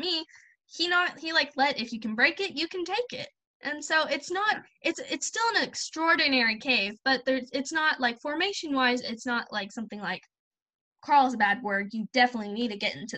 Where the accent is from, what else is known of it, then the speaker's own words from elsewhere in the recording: Oklahoma, United States; I'm from Oklahoma, and so we don't really have a cold or hot.